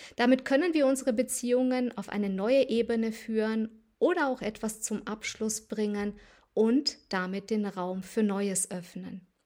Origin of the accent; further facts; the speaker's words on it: Transylvania, near Sibiu, Sibiu County, Romania; moved away; in meine alte Heimat nach Rumänien Siebenbürgen reise, in die Nähe von Hermannstadt